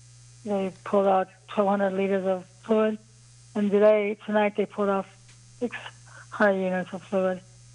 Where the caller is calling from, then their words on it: Cleveland, Ohio, United States; Yeah, I'm in Cleveland, Ohio tonight. I reside in Lakewood, but I'm